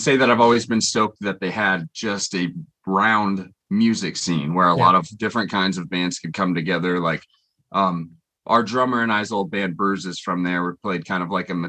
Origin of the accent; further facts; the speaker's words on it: Indiana, United States; moved away; after getting in trouble nonstop in my hometown